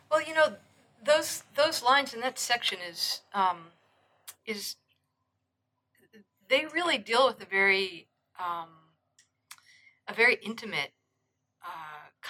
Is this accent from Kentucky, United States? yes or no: no; New York, United States; I'm from New and, York.